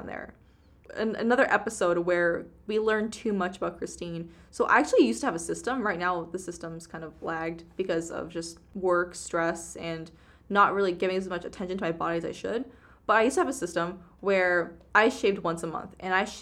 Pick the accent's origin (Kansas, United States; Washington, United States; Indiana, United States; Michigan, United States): Washington, United States; Seattle; We grew up in Seattle, literally.